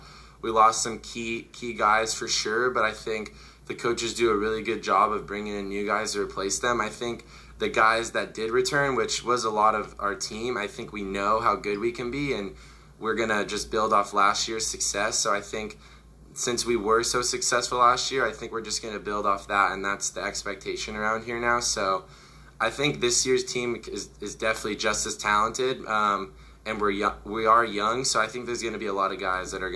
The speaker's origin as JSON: {"language": "English", "town": "Oceanside", "region": "California", "country": "United States", "moved": "as an adult", "lives_now": "New Orleans, United States", "said": "I'm from Oceanside"}